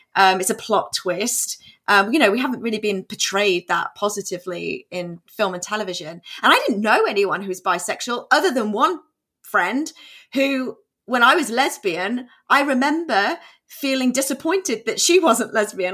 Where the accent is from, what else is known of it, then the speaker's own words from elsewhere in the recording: England, United Kingdom; moved away as an adult; also born or lived in New York, United States; now in Texas, United States; I was born in England.